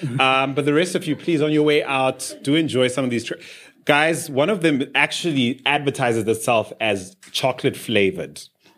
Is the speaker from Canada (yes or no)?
no; Zimbabwe; I grew up in Zimbabwe.